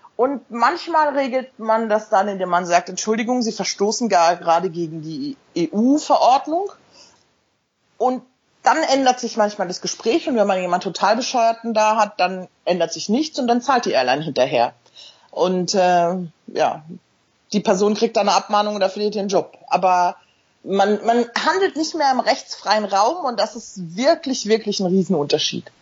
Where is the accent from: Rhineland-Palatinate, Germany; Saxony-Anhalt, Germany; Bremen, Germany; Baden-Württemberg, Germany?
Rhineland-Palatinate, Germany; Mainz; also born or lived in Hamburg; now in London, United Kingdom; Ich lebe in London seit jetzt ähm, elf Jahren. Bin in Mainz geboren, habe in Hamburg studiert